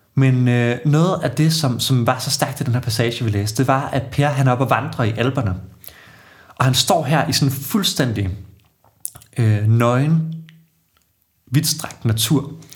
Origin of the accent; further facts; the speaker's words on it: Odense, Southern Denmark, Denmark; moved away as an adult; now in Aarhus, Denmark; Jeg er Fynbo, født og opvokset i, i Odense